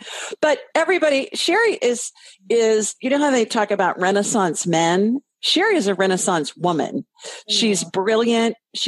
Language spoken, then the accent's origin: English; Ohio, United States; both growing up in Ohio.